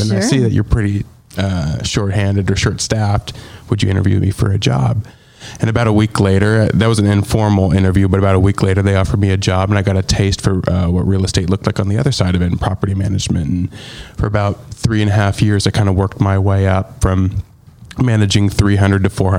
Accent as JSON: {"language": "English", "area": "Pacific Northwest", "region": "Washington", "country": "United States", "tie": "born or raised there", "moved": "as an adult", "lives_now": "Nashville, United States", "said": "I grew up in the Pacific Northwest."}